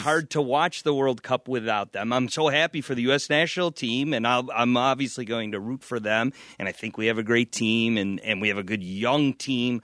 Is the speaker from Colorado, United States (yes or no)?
no; Niagara Falls, New York, United States; also born or lived in Wheatfield, New York; I grew up in Niagara Falls